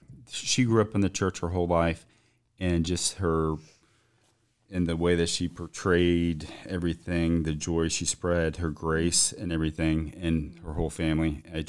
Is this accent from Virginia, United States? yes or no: yes; Waynesboro, Virginia, United States; I'm from Waynesboro, Virginia. Graduated from Waynesboro High School. And shortly after that, I moved to Greenville with my folks in Augusta County.